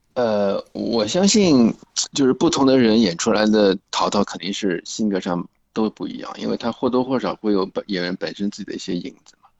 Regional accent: Shanghai, China; accent: Shanghainese; 因为我们就是上海人呀

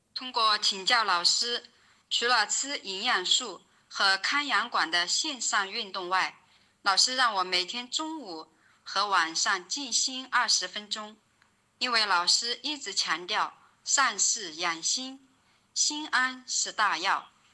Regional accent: Jingzhou, Hubei, China; now in Wuhan, China; 我是来自武汉的荆州人

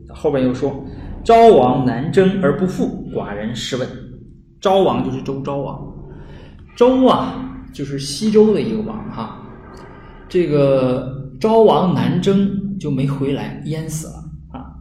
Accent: Northeast China, China; 我们东北话

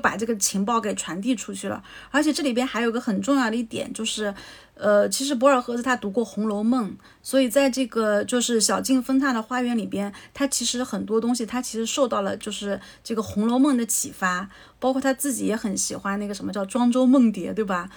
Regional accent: China; 我们中国人

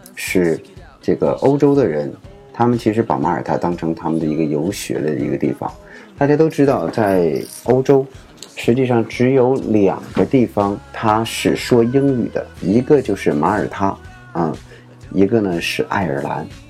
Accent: China; 我们中国人

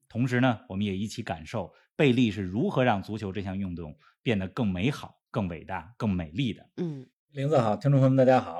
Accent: China; 我们中国人

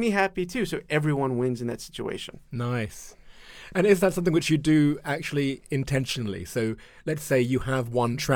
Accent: Florida, United States; moved away as an adult; also born or lived in Mongolia / China; I went to the University of Florida, my home state

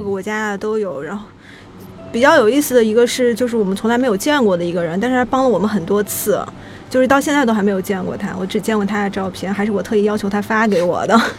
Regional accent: Chengdu, Sichuan, China; now in Shanghai, China; 因为我老家是成都的

